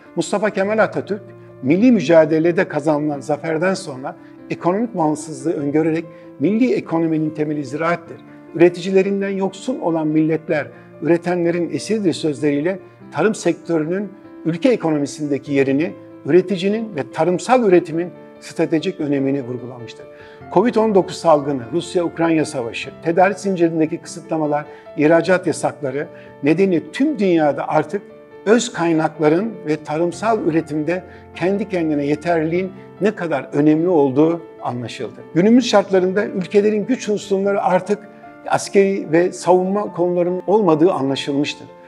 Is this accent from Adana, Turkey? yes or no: no; İnebolu, Kastamonu, Turkey; moved away; also born or lived in Samsun / Istanbul; 1957 yılında İnebol'da doğdum. İlk öğrenimi İnebol'da tamamladıktan sonra